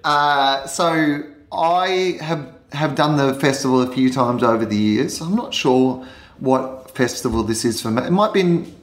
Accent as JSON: {"language": "English", "country": "Australia", "said": "people hate me because I'm from Australia"}